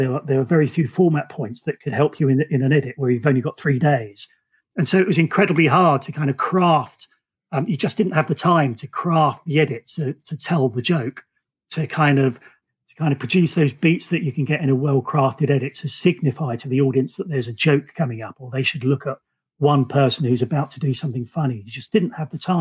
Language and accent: English; Romford, London, United Kingdom; moved away; also born or lived in the Midlands; I grew up in Romford. I moved to a small town in the Midlands